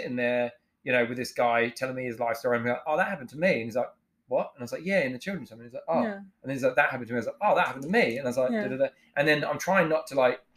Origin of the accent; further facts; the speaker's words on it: England, United Kingdom; now in New Zealand; I'm from England and I'm white